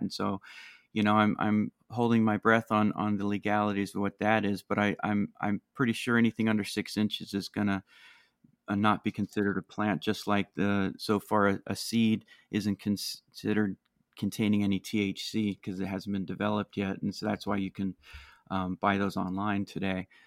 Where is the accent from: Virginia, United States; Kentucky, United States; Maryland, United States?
Maryland, United States; my home state uh, here in Maryland